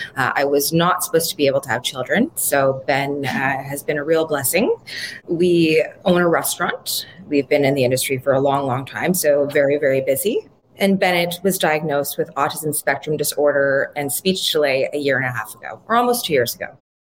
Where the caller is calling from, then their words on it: Ottawa, Ontario, Canada; I'm calling in from Ottawa, Canada